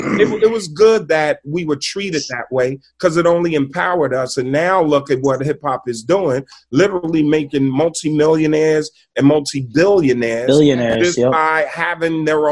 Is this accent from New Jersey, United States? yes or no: yes; New Jersey, United States; And, you know, we're from Jersey, so we always just go across the George Washington Bridge.